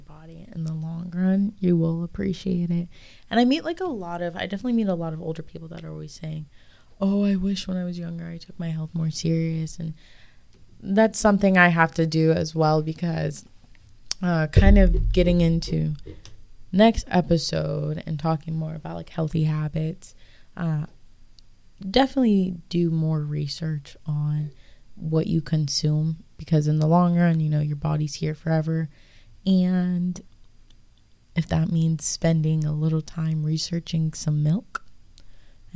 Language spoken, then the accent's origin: English; Pennsylvania, United States; I grew up in Pennsylvania